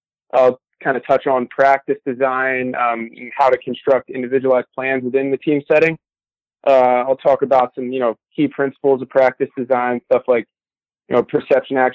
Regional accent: New Jersey, United States; moved away as an adult; also born or lived in Louisiana; I grew up in New Jersey

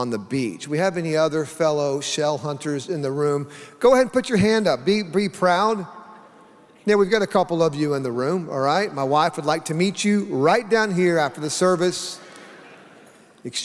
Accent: Oklahoma, United States; I grew up in Oklahoma

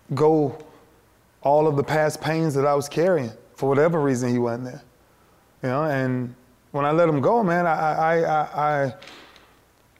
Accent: Lakeland, Florida, United States; doing it for my city, for where I'm from Lakeland.

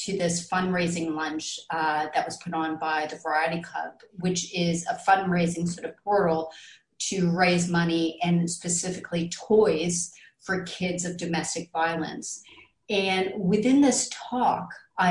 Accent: Canada; moved away; I'm Canadian

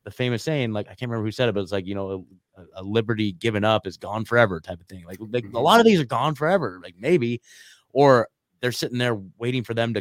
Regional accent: Oregon, United States; moved away as an adult; also born or lived in Eugene, Oregon; now in Nashville, United States; I'm born and raised in Oregon, lived there my whole life

